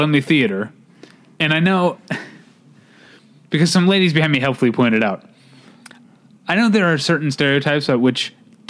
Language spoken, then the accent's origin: English; St. Louis, Missouri, United States; born or raised there; now in California, United States